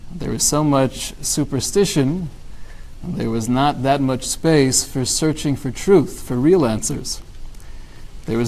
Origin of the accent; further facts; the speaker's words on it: California, United States; my hometown, California